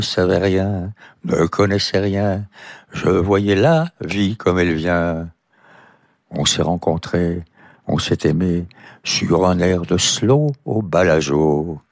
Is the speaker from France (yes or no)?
yes; Montauban, Occitania, France; mon enfance à Montauban